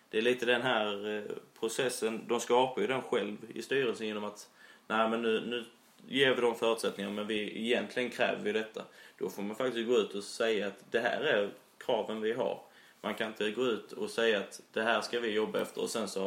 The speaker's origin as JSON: {"language": "Swedish", "region": "Skåne", "country": "Sweden", "said": "Eh, och jag, som skåning så har jag ju inte brytt mig om Mjällby innan men man börjar nästan få lite känslor för föreningen."}